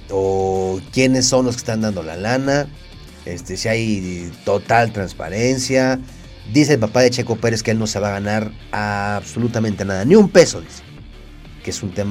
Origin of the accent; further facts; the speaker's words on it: Mexico; pero como mexicano creo que va a salir cariñoso.